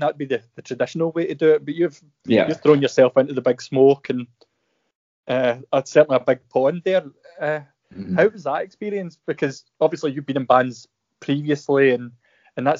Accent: Motherwell, Scotland, United Kingdom; both of us growing up in Motherwell

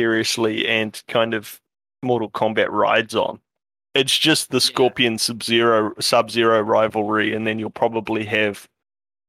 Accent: Taranaki, New Zealand; growing up in Taranaki

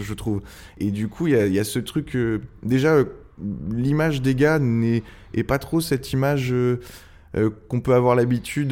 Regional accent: Angers, Pays de la Loire, France; moved away as an adult; also born or lived in Tours / Rennes / Oléron; now in Le Château-d'Oléron, France; j'ai fait toute mon enfance à Angers

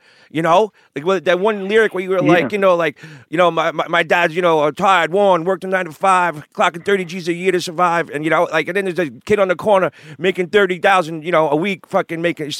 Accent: Brooklyn, New York, United States; For us being, you know, I grew up in Canarsie and, you know, Nazareth, you guys were just across the water

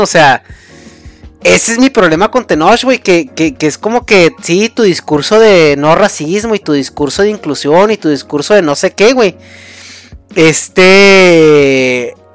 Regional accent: Mexico; soy mexicano

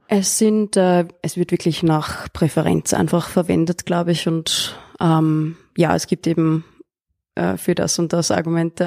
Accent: Austria; ich bin auf dem Land aufgewachsen, in Österreich und in einem kleinen Dorf

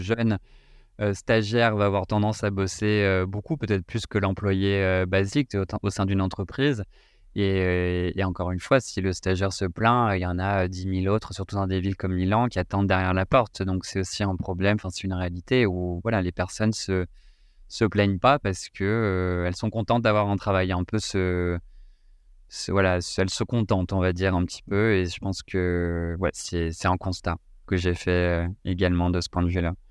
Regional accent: France; en tant que Français, en tout cas, c'était, ça faisait partie du cursus euh, scolaire

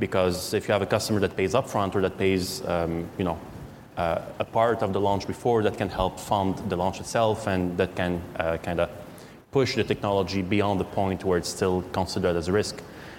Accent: Canada; But since we're Canadian, it's a bit harder.

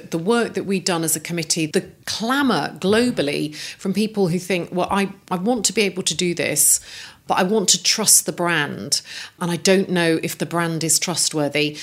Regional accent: Coventry, West Midlands, United Kingdom; I grew up in Coventry, which is a car-making city

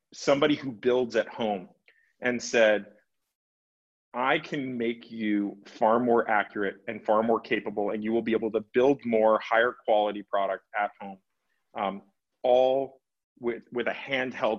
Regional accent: Los Angeles, California, United States; I grew up in Los Angeles

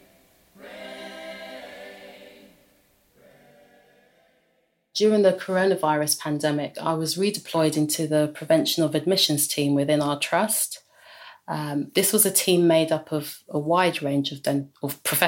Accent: London, United Kingdom; I'm from London

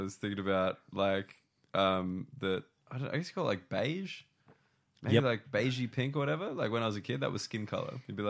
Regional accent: Concord, New South Wales, Australia; I grew up in Concord

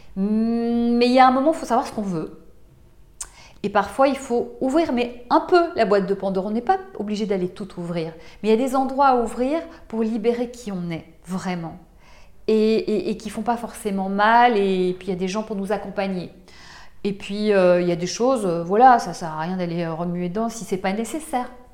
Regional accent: Belgium; now in France; je viens de Belgique, j'ai grandi en Belgique

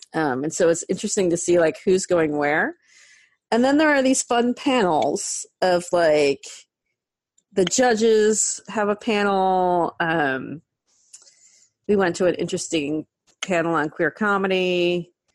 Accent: San Francisco, California, United States; I grew up in San Francisco in the 70s

